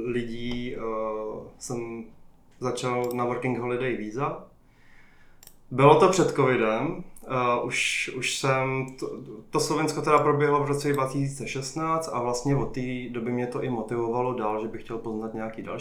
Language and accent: Czech; Jičín, Hradec Králové Region, Czechia; moved away as an adult; also born or lived in Prague; now in New Zealand; jsem původně eh, z Jíčína, ale po vejšce jsem se vlastně přestěhoval do Prahy a už jsem tam zůstal, už se mi tam líbilo.